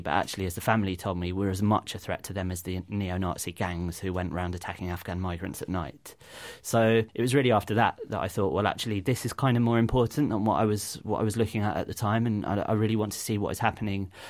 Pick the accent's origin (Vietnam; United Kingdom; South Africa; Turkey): United Kingdom; as British citizens